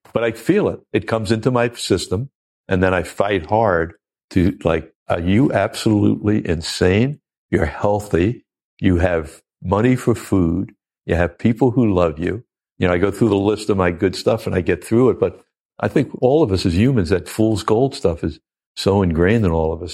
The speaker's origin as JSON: {"language": "English", "town": "Oceanside", "region": "New York", "country": "United States", "tie": "born or raised there", "said": "I'm a kid from Oceanside, Long Island"}